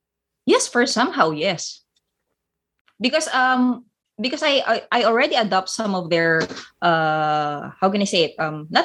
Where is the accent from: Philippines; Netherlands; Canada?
Philippines; they knew that I was that I am a Filipino.